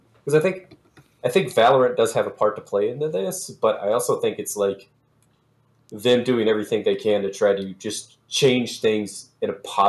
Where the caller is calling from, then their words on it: Sioux Falls, South Dakota, United States; Sioux Falls, South Dakota.